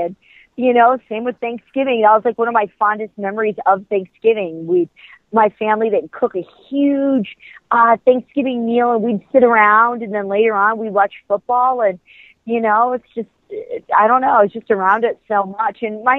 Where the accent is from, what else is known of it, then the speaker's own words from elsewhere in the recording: New York, United States; I was born and raised in New York, and, you know, I came from like a big Italian family